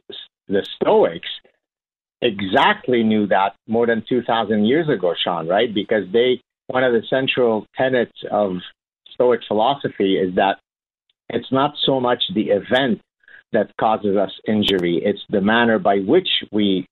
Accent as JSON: {"language": "English", "country": "Lebanon", "tie": "born or raised there", "moved": "yes", "said": "my childhood growing up in Lebanon and the horrors of the Lebanese Civil War that we went through"}